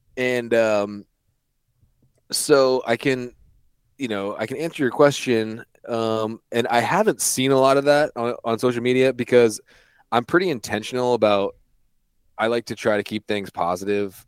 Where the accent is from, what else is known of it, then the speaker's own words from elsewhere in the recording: East Coast, United States; I grew up on the East Coast, so my dad had me out in, like, dove fields and stuff when I was seven, eight years old